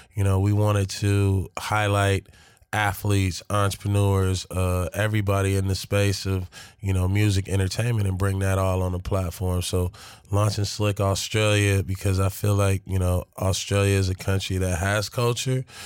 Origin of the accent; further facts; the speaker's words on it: Los Angeles, California, United States; being a young black kid, right, from South Central